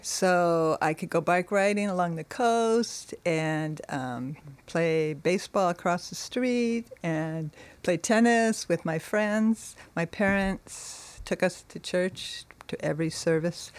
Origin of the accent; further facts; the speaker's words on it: Monterey, California, United States; I was born in Monterey